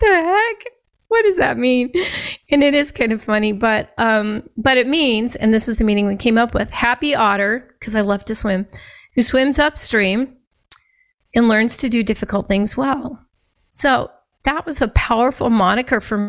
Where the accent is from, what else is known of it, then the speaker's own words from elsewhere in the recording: Scottsbluff, Nebraska, United States; I grew up in Scottsbluff, Nebraska